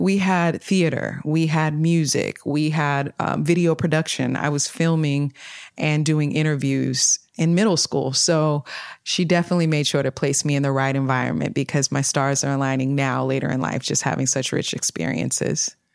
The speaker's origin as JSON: {"language": "English", "town": "Sacramento", "region": "California", "country": "United States", "tie": "born or raised there", "also_born_or_lived": "Detroit, Michigan", "said": "grew up in Sacramento, California, between twenty-ninth Street, Southside, Oak Park area. Yeah, I was born in Detroit, Michigan, but my mother brought me here when I was a little bundle"}